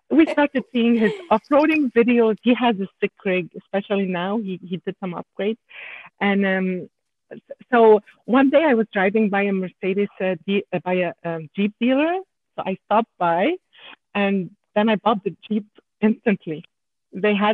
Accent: Canada; accent: French Canadian; English is a second language; I'm I'm sorry about my accent because I'm a French Canadian.

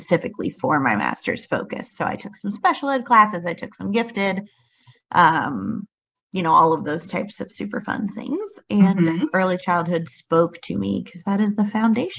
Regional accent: Asheville, North Carolina, United States; I'm from Asheville, North Carolina

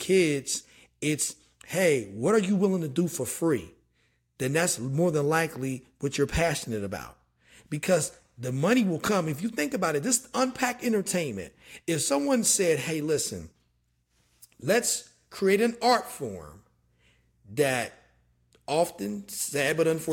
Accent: Dunbar, West Virginia, United States; moved away as an adult; also born or lived in Charleston, West Virginia; born in Charleston, raised in Dunbar, just outside of Charleston

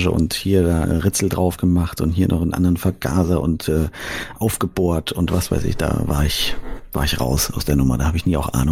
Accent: Fulda, Hesse, Germany; Ich will das in Fulda machen, meiner Heimatstadt.

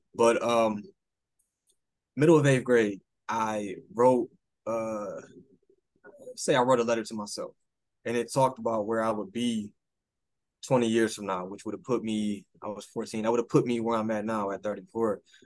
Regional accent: Detroit, Michigan, United States; I'm still from Detroit

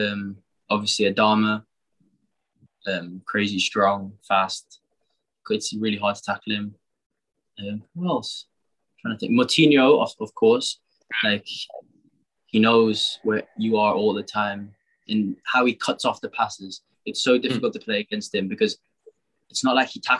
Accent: Singapore; now in Wolverhampton, United Kingdom; Singapore is my home more than anywhere else in the world. My family's still there. I grew up around the culture and my friends are still there

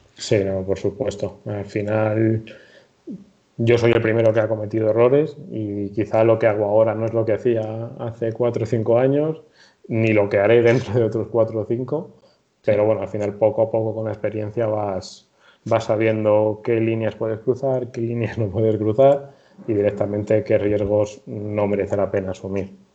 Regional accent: Torrejón de Ardoz, Community of Madrid, Spain; soy de Madrid, concretamente de Torrejón de Ardoz

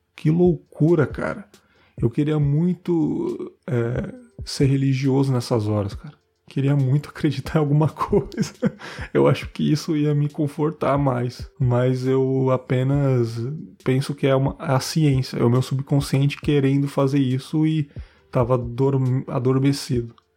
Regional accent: São Paulo, Brazil; na minha quebrada lá lá da ZL

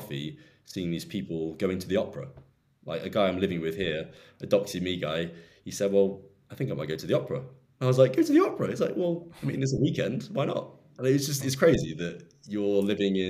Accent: United Kingdom; as a Brit

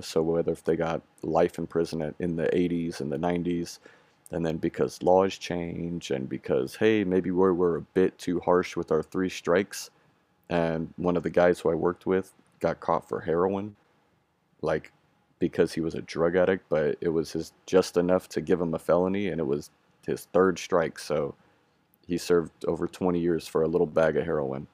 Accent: Bay Area, California, United States; I am 28 years old and I grew up in the Bay Area in California

